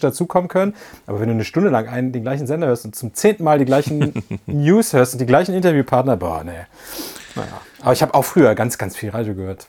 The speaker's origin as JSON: {"language": "German", "town": "Isernhagen", "region": "Lower Saxony", "country": "Germany", "tie": "born or raised there", "also_born_or_lived": "Göttingen", "moved": "yes", "said": "die kam ja aus meinem Heimatdorf. Äh, also ich komme ja aus Isernhagen"}